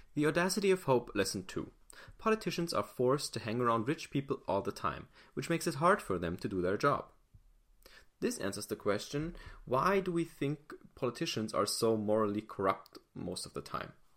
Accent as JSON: {"language": "English", "country": "Germany", "said": "I'm not American. I'm German"}